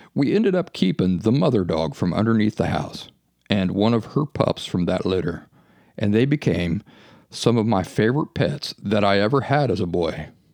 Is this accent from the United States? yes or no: yes; Appalachia, United States; When I was a kid growing up in the Appalachian woods